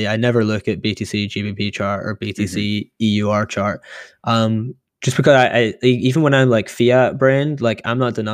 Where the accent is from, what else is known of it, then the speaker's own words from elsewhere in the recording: Canada; I'm curious what Will thinks because he's in a sort of similar position where like uh, Canadian, I'm Canadian dollar.